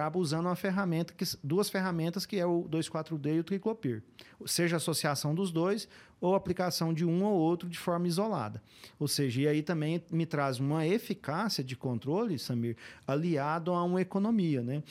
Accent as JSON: {"language": "Portuguese", "town": "Indiara", "region": "Goiás", "country": "Brazil", "tie": "born or raised there", "said": "Sou natural de Indiara, né? Mas fui criado mesmo ali na, nas fazendas ali ao redor"}